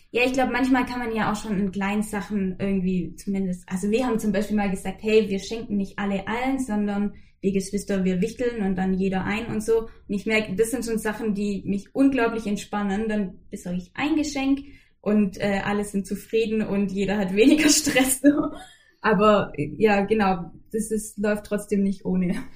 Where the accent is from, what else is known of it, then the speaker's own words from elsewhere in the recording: Swabian Jura, between Ulm and Heidenheim, Baden-Württemberg, Germany; moved away; Ganz ursprünglich komme ich von der Schwäbischen Alb, so zwischen Ulm und Heidenheim, aus dem Süden